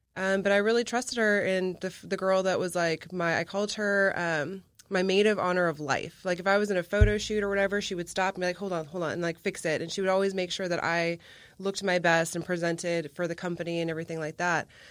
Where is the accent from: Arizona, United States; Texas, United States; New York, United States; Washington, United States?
Texas, United States; McAllen; my hometown of McAllen